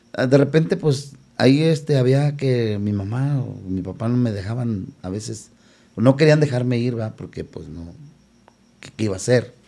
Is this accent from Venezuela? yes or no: no; León, Guanajuato, Mexico; soy de León, Guanajuato